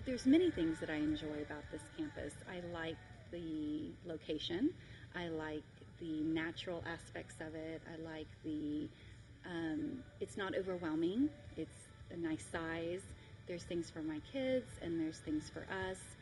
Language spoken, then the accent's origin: English; San Antonio, Texas, United States; we we're all from San Antonio here